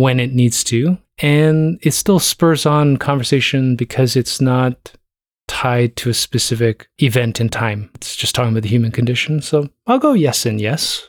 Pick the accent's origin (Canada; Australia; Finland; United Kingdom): Canada; Toronto, Ontario; I'm from Toronto.